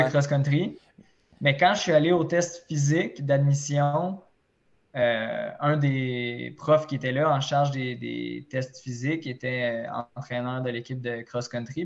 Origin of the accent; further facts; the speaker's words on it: Repentigny, Quebec, Canada; also born or lived in Trois-Rivières; je viens de Repentigny